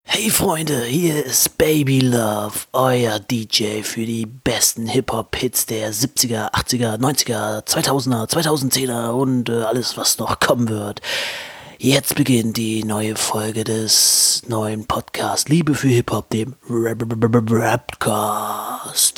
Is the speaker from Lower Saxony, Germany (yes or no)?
yes; Hanover, Lower Saxony, Germany; als Hannoveraner